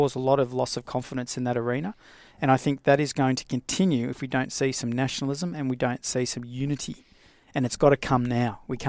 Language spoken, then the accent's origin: English; Australia; I'm an Australian. I'm an Australian living in Queensland. I'm not a Queenslander living in Australia.